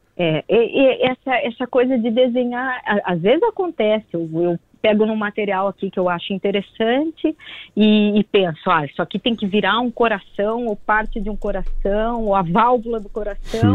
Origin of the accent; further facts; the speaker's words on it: Brazil; now in Portugal; sou brasileira